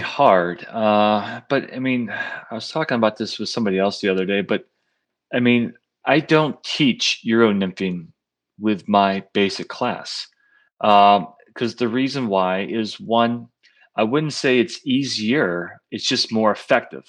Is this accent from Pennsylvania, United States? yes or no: yes; Pennsylvania, United States; when I grew up in Pennsylvania, I mean, I grew up in, like, the sticks up in the country, north country